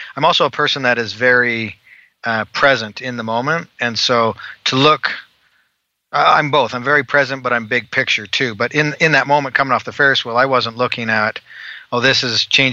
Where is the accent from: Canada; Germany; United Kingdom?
Canada; Calgary, Alberta; moved away as an adult; now in Utah, United States; I'm originally from Calgary, Alberta, Canada